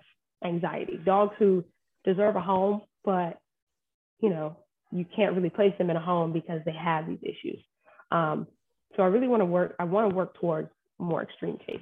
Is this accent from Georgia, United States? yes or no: yes; Warner Robins, Georgia, United States; moved away as an adult; also born or lived in Phoenix, Arizona; Born and raised in Warner Robins. I'm a military kid.